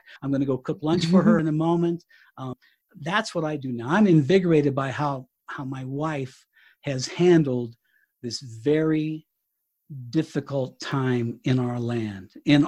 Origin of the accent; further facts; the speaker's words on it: Southern Colorado, United States; moved away as an adult; now in Fort Collins, United States; We were in Southern Colorado at my hometown, and we've actually moved to Northern Colorado. We're in Fort Collins